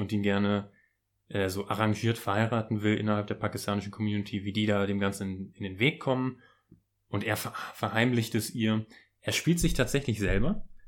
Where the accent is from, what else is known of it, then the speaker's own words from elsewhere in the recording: Lower Saxony, Germany; den schönen Ort in Niedersachsen aus der Nähe, wo ich herkomme